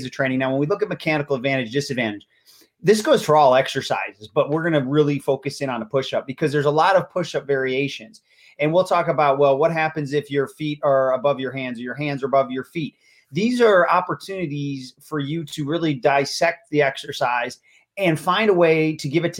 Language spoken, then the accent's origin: English; Buffalo, New York, United States; now in Florida, United States; I'm originally from Buffalo. Go Bills. Live in Florida, but I'm still from Buffalo.